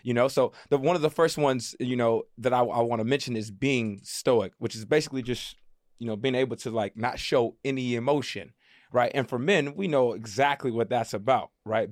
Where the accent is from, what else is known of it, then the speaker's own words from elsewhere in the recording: United States; as black men growing up in America